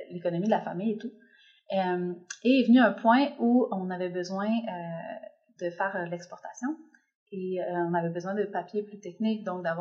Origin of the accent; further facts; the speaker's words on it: Quebec, Canada; moved away; also born or lived in Mexico; moi j'ai habité plusieurs années au Mexique donc j'ai quitté le Québec assez assez jeune puis j'ai fait ma vie un peu au Mexique ensuite j'ai découvert la Colombie